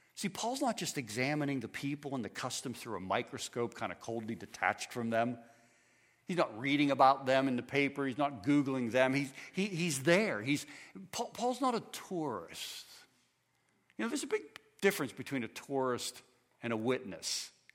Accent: United States; I am an American

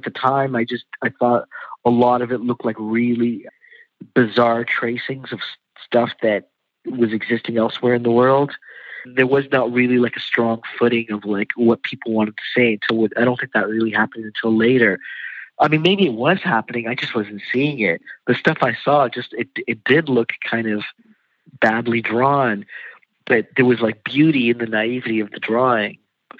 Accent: India; a lot of what I grew up looking at in India, and maybe just because it's just India in general, was just leftover colonialism.

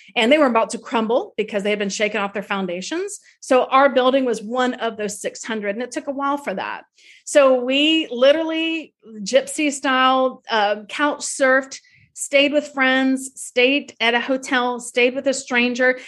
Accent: Tallahassee, Florida, United States; now in New York City, United States; my childhood home in Tallahassee

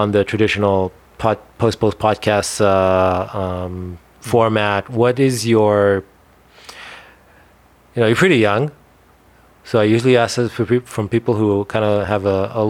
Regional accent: Israel; first language Hebrew; English is a second language; moved away; I grew up in Israel and I spoke mostly Hebrew as a kid.

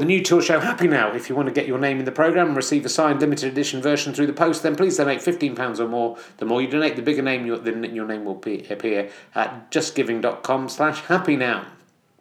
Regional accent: Somerset, South West England, United Kingdom; I'm from Somerset

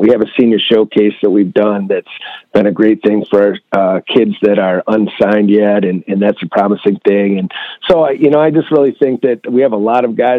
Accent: Michigan, United States; I'm from Michigan

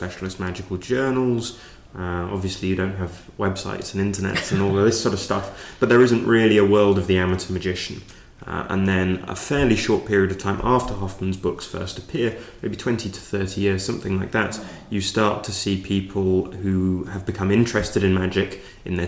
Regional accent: London, United Kingdom; I grew up in London

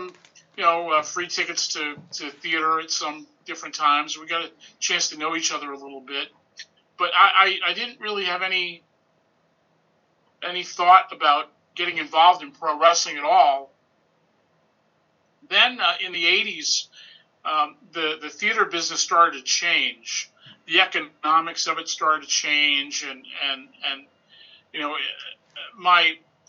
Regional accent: Boston, Massachusetts, United States; I'm from Boston. That's where I'm from, and that's where I've grown up

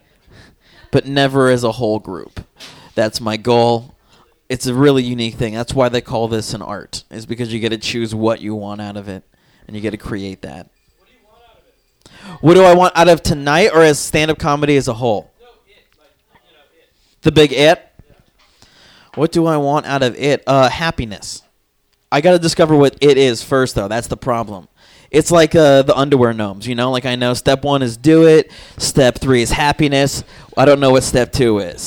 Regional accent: Tucson, Arizona, United States; I'm from Tucson, Arizona

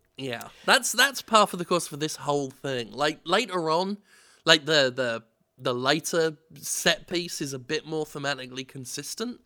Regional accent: England, United Kingdom; I'm, I'm so English

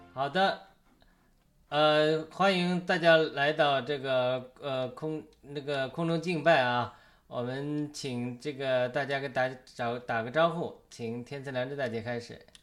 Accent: China; 我们中国人

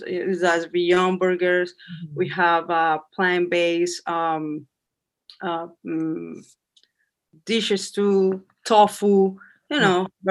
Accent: Colombia; English is a second language; moved away as an adult; now in New York City, United States; I'm from Colombia.

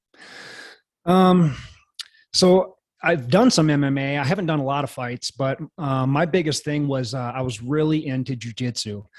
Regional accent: Janesville, Wisconsin, United States; I was just a kid in Wisconsin

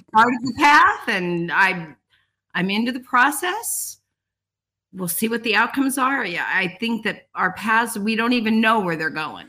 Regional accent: Colorado, United States; moved away as an adult; now in Homer, United States; I came from Colorado. I'm actually a Columbine graduate

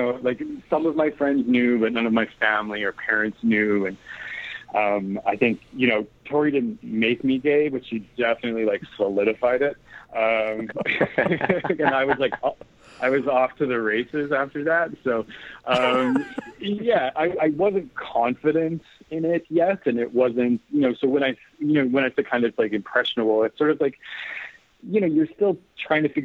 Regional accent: Canadian Prairies, Canada; I grew up in the Canadian prairies

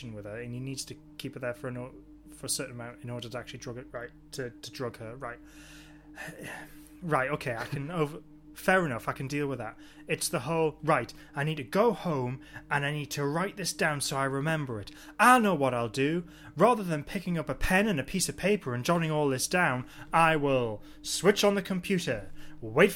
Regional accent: Newcastle upon Tyne, North East England, United Kingdom; accent: Geordie; I'm from Newcastle.

